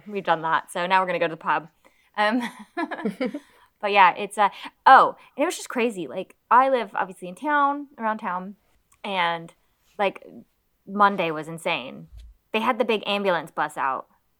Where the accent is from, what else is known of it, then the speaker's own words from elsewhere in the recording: United States; now in United Kingdom; I'm American.